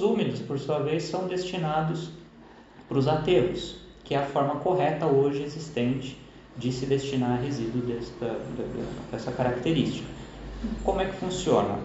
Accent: São Paulo, Brazil; como a gente é de São Paulo, é bolacha, não é biscoito

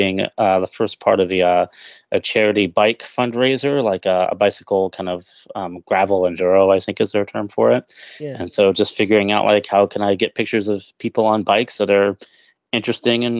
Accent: Chelsea, Vermont, United States; general store in Chelsea, Vermont, my hometown

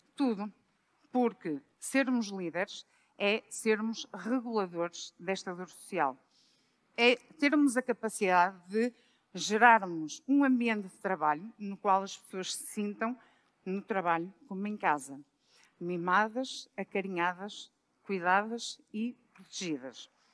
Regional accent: Braga, Norte, Portugal; moved away as an adult; also born or lived in Lisbon; eu sou de Braga, mas vim trabalhar para Lisboa no ano 2000

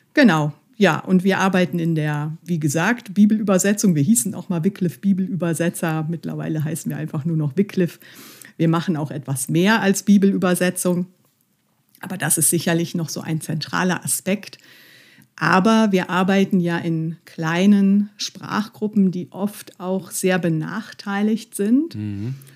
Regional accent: Mönchengladbach, North Rhine-Westphalia, Germany; also ich liebe Mönchengladbach, es ist meine Heimatstadt.

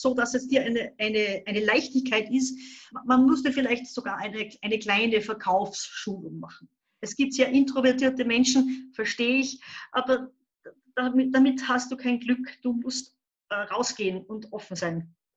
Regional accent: Upper Austria, Austria; Ich komme aus Oberösterreich, wohne so ungefähr sieben Kilometer entfernt von der deutsch-bayerischen Grenze in Hurten, ganz ein kleiner Ort.

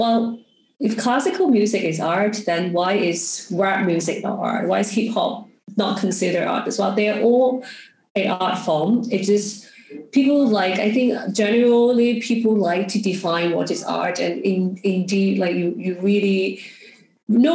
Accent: Hong Kong; also born or lived in New York; I'm from Hong Kong

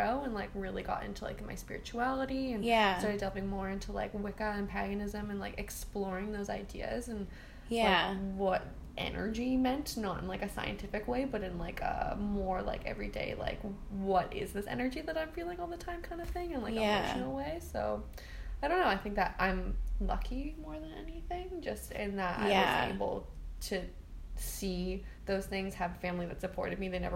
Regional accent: Toronto, Ontario, Canada; I'm from Toronto. So I went to school

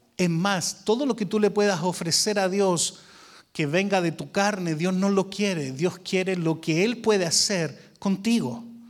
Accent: Chile; now in Arlington, Texas, United States; Yo soy chileno, hace como un año ya me hice americano

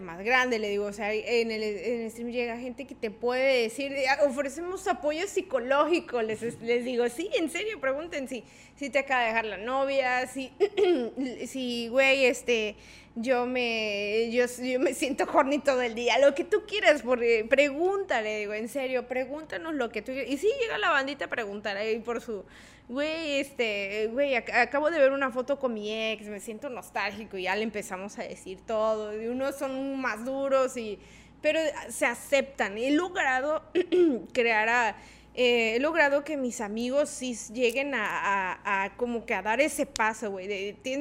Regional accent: Tabasco, Mexico; porque somos tabasqueños

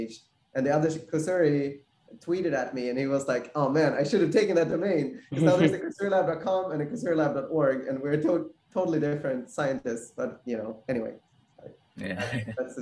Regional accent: Sweden; moved away as an adult; also born or lived in New York; now in San Diego, United States; I grew up in Sweden, went to college in Sweden, and then I came to New York for my graduate school for PhD

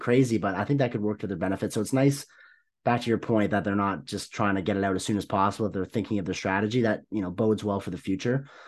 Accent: Canada; as a Canadian

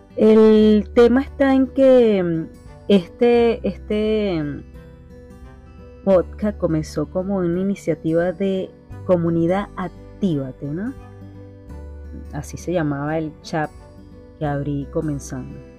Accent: Venezuela

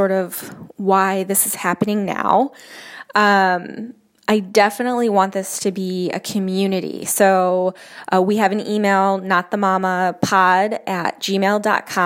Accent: Jamestown, New York, United States; moved away as an adult; also born or lived in Chicago, Illinois / Denver; I am from Jamestown, New York, and I went to college in Chicago, Illinois.

